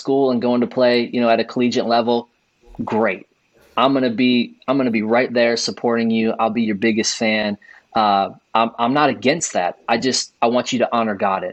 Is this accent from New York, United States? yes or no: no; close to Chicago, Illinois, United States; I grew up in Illinois, close to Chicago, watched Michael Jordan and the Bulls